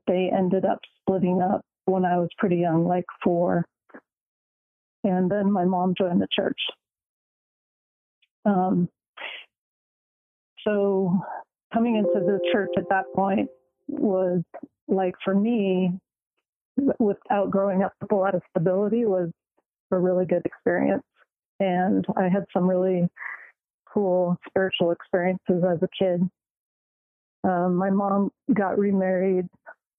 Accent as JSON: {"language": "English", "town": "Los Angeles", "region": "California", "country": "United States", "tie": "born or raised there", "also_born_or_lived": "Bay Area, California", "moved": "as an adult", "lives_now": "Utah, United States", "said": "I'm a California girl. I was born in Venice and raised there"}